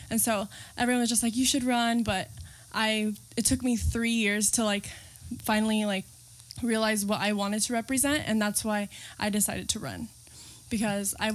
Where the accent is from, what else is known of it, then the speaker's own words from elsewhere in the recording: San Diego, California, United States; yeah, I was born and raised in San Diego.